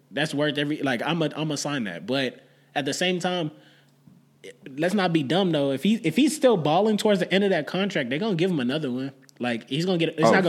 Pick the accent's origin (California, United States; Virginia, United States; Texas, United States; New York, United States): Texas, United States; we're from Texas.